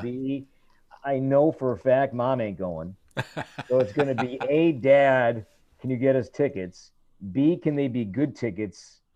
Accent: Chicago, Illinois, United States; moved away; I grew up in Chicago

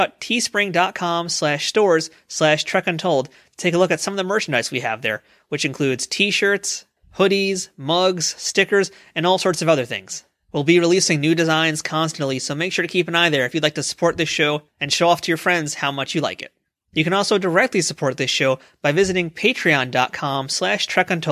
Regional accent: New York, United States; I'm a New Yorker

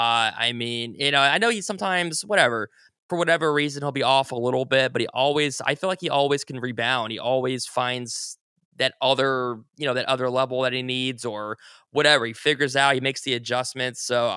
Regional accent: Ohio, United States; I grew up in Ohio.

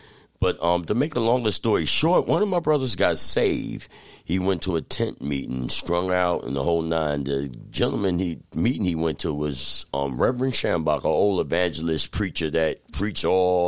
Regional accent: Albany, New York, United States; born there; In fact, I was born here in Albany.

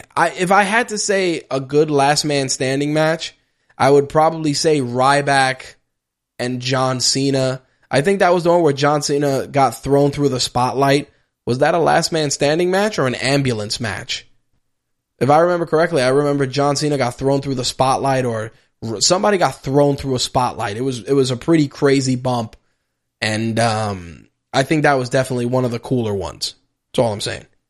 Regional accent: New York City, New York, United States; I'm a New Yorker

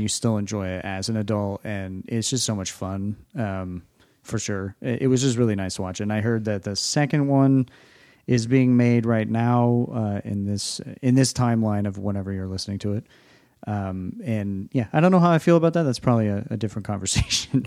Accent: New England, United States; we're from the New England area

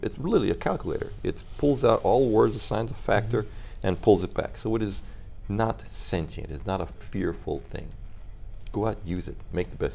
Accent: U.S. Virgin Islands; Oh, I grew up in the Virgin Islands, and everywhere I went, someone was speaking a different language.

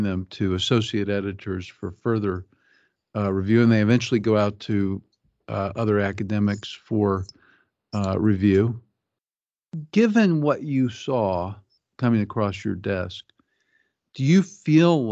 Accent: Kansas City, Missouri, United States; I grew up in Kansas City, Missouri

